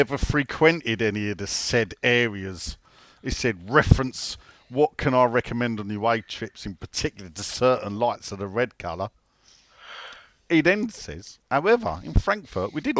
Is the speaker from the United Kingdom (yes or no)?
yes; London, United Kingdom; also born or lived in Isle of Dogs; I'm from Canning Town